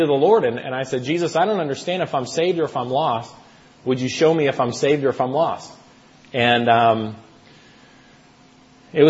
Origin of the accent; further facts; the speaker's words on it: United States; moved away as an adult; now in Toronto, Canada; I'm originally from the States